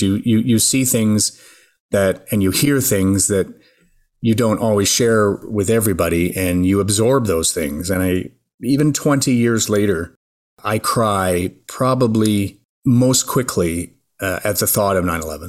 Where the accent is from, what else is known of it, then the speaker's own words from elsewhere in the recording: Mississauga, Ontario, Canada; also born or lived in Montreal, Quebec; Mostly in Mississauga, Ontario. My parents had moved us there from Montreal. I guess I was about nine